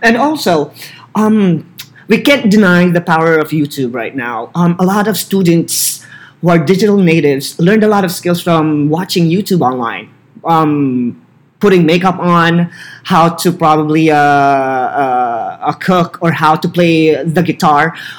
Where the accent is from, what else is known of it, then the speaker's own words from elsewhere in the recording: Philippines; English is a second language; moved away as an adult; also born or lived in Barstow, California; now in California, United States; As a Filipino citizen